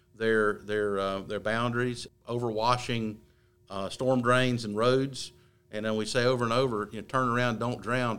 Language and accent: English; Gaston County, North Carolina, United States; for those of us born and raised in Gaston County